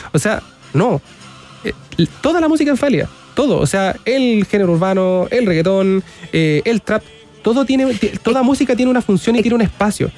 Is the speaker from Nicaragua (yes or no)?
no; San Carlos, Ñuble, Chile; Yo soy de San Carlos